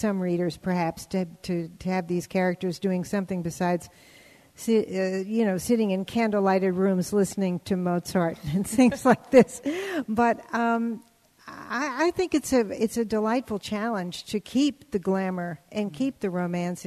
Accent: New Orleans, Louisiana, United States; moved away; I was born in New Orleans, very old-fashioned city

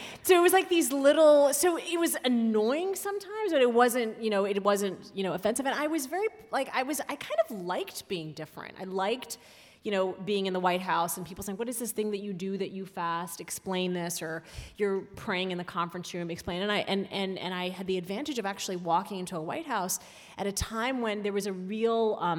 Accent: Saudi Arabia; one of the things I did love about growing up in Saudi Arabia was this notion, and we call it the Ummah, which is basically translates to the community, the ever-present community.

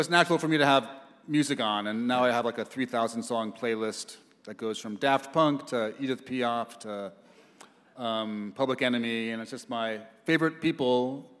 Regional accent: New York, United States; I grew up in New York. It's a very noisy place

